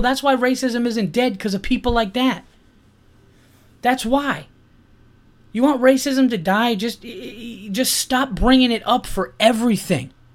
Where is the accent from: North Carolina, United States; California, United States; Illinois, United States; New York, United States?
New York, United States; Yonkers; I was born in Yonkers